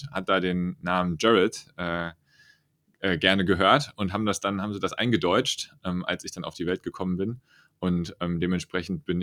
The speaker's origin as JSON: {"language": "German", "town": "Friedrichsdorf", "region": "Hesse", "country": "Germany", "tie": "born or raised there", "said": "Ich komme aus der Region rund um Frankfurt. Ich bin in Friedrichsdorf groß geworden, so ungefähr so 30 Kilometer nördlich von Frankfurt bin dort zur Schule gegangen"}